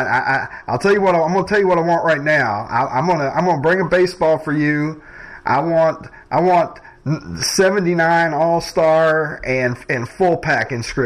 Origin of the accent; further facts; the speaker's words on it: Kentucky, United States; now in Chicago, United States; I grew up in Kentucky. We got some heat in Kentucky, but I think I've been up here in Chicago for so long